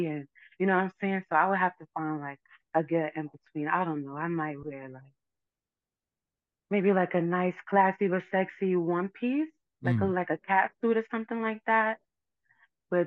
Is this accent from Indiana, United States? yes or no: no; New York City, New York, United States; moved away as an adult; now in Florida, United States; growing up in the Bronx